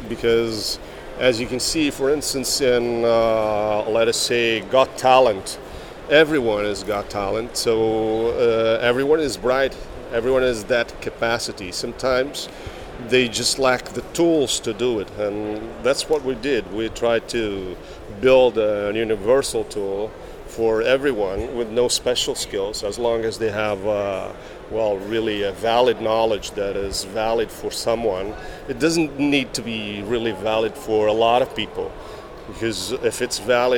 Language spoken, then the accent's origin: English; Braga, North, Portugal; I'm from Portugal, and from the north of Portugal, the third largest city in Portugal, Braga.